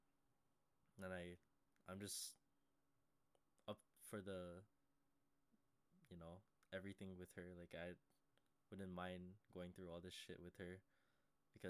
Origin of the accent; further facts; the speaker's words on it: Canada; I'm hella Canadian